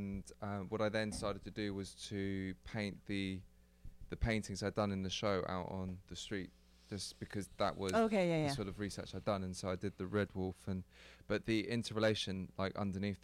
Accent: England, United Kingdom; I'm from England.

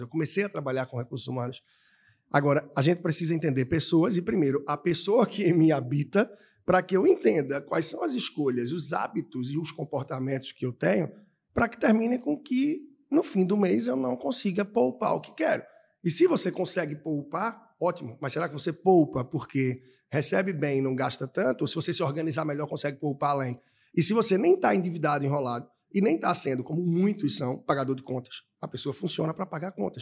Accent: Recife, Pernambuco, Brazil; moved away as an adult; also born or lived in Australia / East Timor / Angola / Peru; na minha terra, em Recife

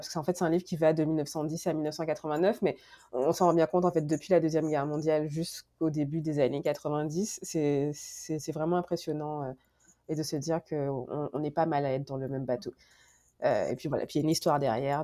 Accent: Guadeloupe; moved away as an adult; also born or lived in France; now in Montreal, Canada; je viens de la Guadeloupe. j'ai étudié en France

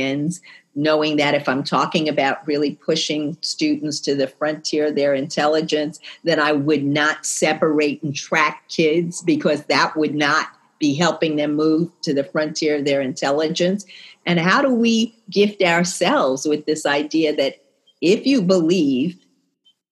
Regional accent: New York City, New York, United States; I'm from New York City

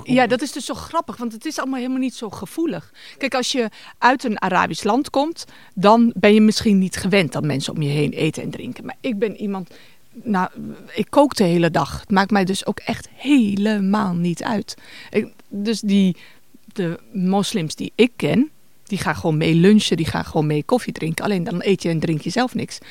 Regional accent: Winterswijk, Gelderland, Netherlands; bij ons in Winterswijk, organiseren mijn ouders elk jaar een iftar

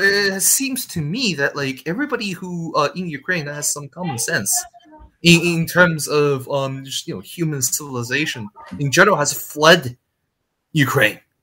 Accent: China; moved away; I came from China

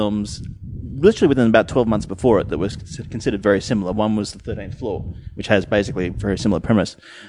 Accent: Australia; Ignorant Australian question here.

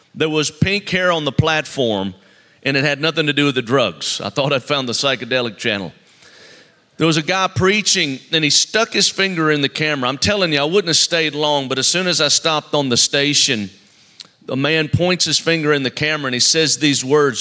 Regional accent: Mobile, Alabama, United States; I'm from Mobile, Alabama

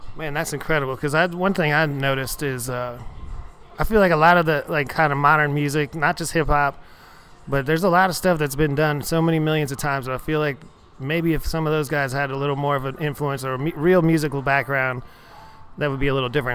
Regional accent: Houston, Texas, United States; I, I come from Houston

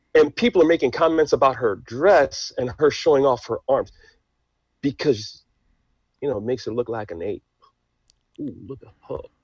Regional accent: New York City, New York, United States; English is a second language; also born or lived in Haiti; I'm American, of course, born and raised in New York City

